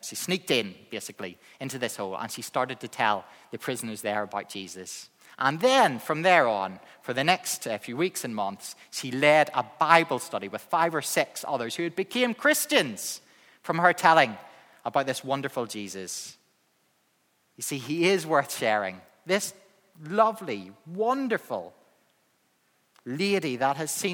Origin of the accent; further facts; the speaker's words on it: Northern Ireland, United Kingdom; accent: Northern Irish; my Northern Irish accent